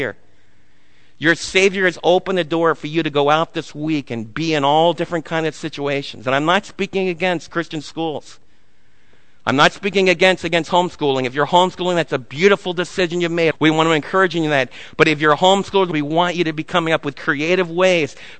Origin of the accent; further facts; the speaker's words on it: New Jersey, United States; moved away; when I was raised in New Jersey